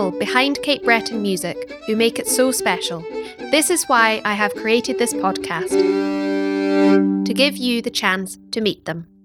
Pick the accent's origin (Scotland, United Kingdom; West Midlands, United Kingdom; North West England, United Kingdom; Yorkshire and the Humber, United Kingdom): Scotland, United Kingdom; I'm a Scottish fiddle player